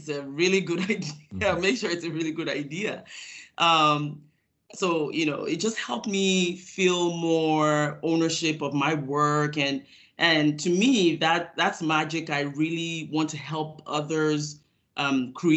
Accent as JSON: {"language": "English", "country": "Nigeria", "tie": "born or raised there", "moved": "as an adult", "lives_now": "United States", "said": "I grew up in Nigeria, West Africa, where I completed my high school education before coming to the United States"}